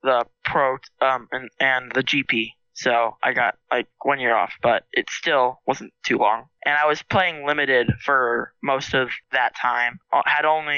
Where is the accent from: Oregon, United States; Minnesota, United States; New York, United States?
Oregon, United States; Portland; I grew up and I'm still living in Portland, Oregon